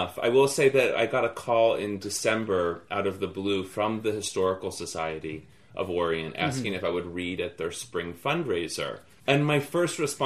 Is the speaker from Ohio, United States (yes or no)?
yes; Cincinnati, Ohio, United States; I grew up in a small neighborhood in Cincinnati, Ohio called Hyde Park.